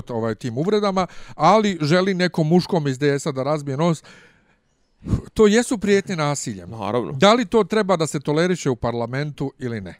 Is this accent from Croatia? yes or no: no; Bosnia & Herzegovina; mi smo iz Bosne.